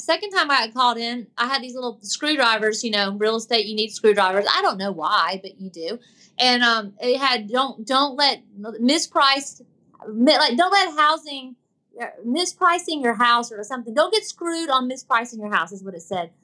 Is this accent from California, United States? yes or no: no; Tallahassee, Florida, United States; I grew up in Tallahassee, Florida